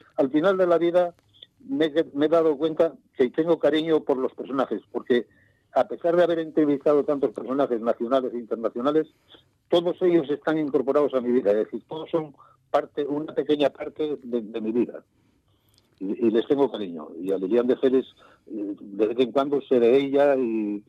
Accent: Colunga, Asturias, Spain; moved away as an adult; also born or lived in Madrid; la Cepada es donde yo nací

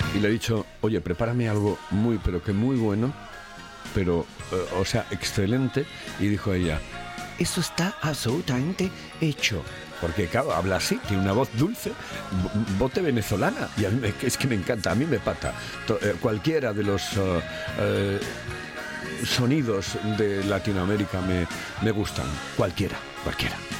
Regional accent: Spain; Soy español, español, español

